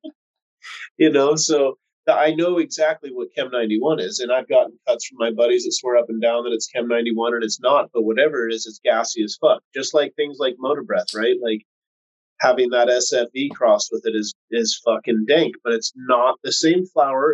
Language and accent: English; West Coast, United States; I'm from the West Coast